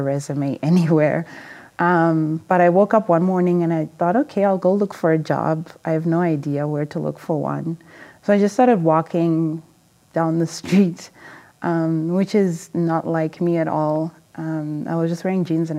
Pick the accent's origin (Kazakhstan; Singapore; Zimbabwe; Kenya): Zimbabwe; moved away; also born or lived in England; I'm from Zimbabwe, originally, and I grew up in a small family